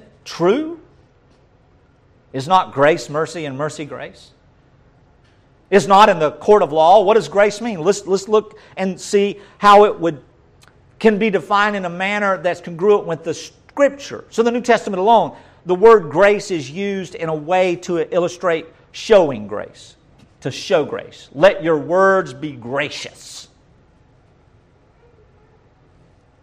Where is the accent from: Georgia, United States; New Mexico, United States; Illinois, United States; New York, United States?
Georgia, United States; North; Most of us country folks say charis. Or charis, if we're from the North Georgia